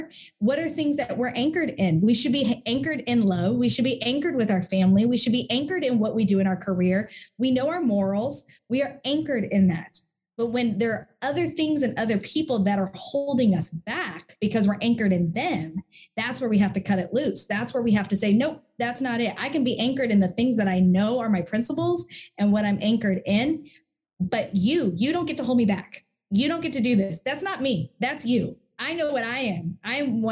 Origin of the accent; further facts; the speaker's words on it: Hamilton, New Jersey, United States; moved away; I miss the blueberries because I'm from Hamilton.